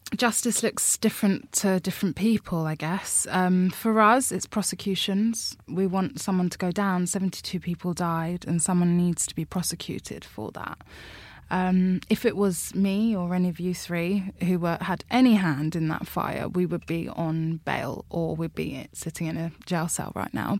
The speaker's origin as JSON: {"language": "English", "region": "London", "country": "United Kingdom", "tie": "born or raised there", "said": "I'm from Labbet Grove. I've grown up in Labbet Grove my whole life."}